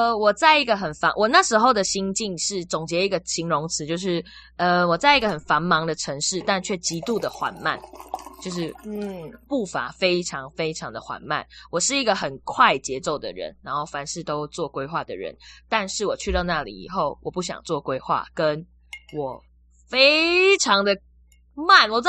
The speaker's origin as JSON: {"language": "Chinese", "country": "Malaysia", "accent": "Taiwanese", "lives_now": "Taiwan", "said": "我反而完全讲不出马来西亚口音，就是我真的很纯台湾口音在上课"}